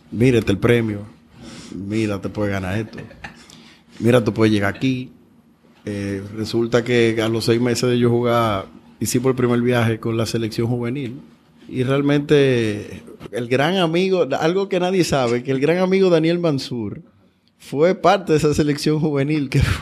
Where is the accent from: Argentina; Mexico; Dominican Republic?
Dominican Republic; born or raised there